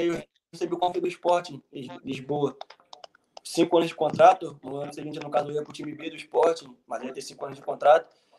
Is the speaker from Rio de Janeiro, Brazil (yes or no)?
yes; Mesquita, Rio de Janeiro, Brazil; moved away as an adult; also born or lived in Portugal / Ukraine; now in Latvia; eu sou do Rio de Janeiro, mais precisamente da Baixada, Mesquita.